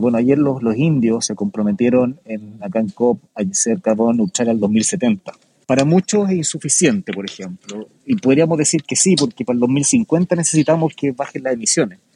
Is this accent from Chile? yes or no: yes; Chile; nuestro país